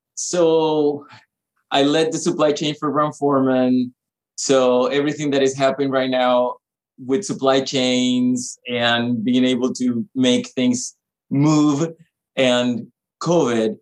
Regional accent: Panama; moved away; me growing up in Panama

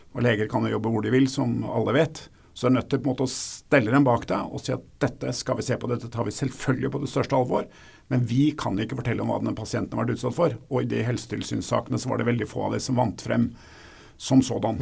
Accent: Oslo, Norway; Jeg kommer fra Oslo

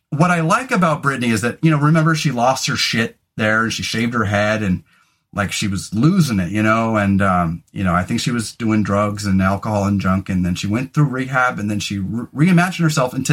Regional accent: Scotland, United Kingdom; all my friends had really hairy arms and legs and I didn't because I'm Scottish

